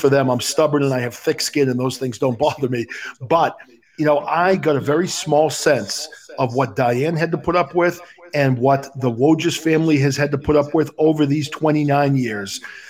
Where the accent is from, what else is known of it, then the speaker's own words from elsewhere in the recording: New Hampshire, United States; I grew up in New Hampshire. I grew up a couple of towns away from Pam